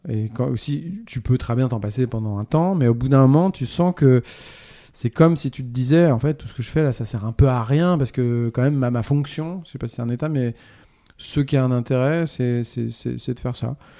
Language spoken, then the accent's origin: French; Normandy, France; j'ai grandi en Normandie